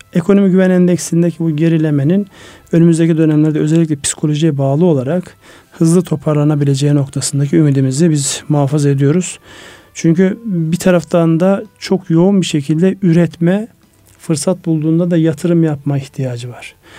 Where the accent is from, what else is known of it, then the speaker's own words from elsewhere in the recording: Ardahan, Turkey; benim memleketim Ardahan